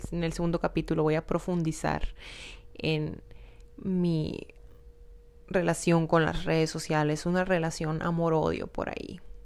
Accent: Hermosillo, Sonora, Mexico; soy de Hermosillo, Sonora

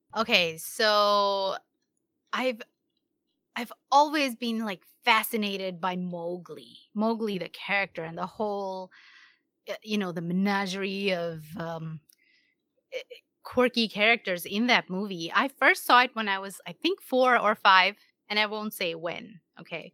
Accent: India; moved away as an adult; now in United States; I'm born and brought up in India, and then I got married and moved here around 13 or so years ago. When I say here, I mean the US

